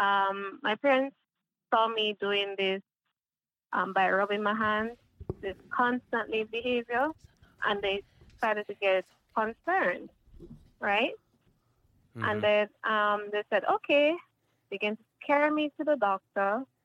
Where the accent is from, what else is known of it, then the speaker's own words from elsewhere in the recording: Kingston, Jamaica; I was born in Kingston, Jamaica